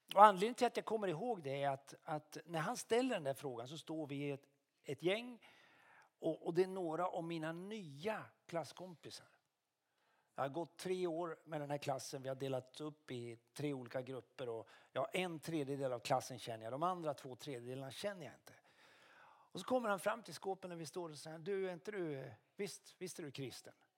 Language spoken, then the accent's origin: Swedish; Karlskoga, Örebro County, Sweden; also born or lived in Luleå; now in Umeå, Sweden; Jag är uppvuxen i Karlskoga men jag är född i Luleå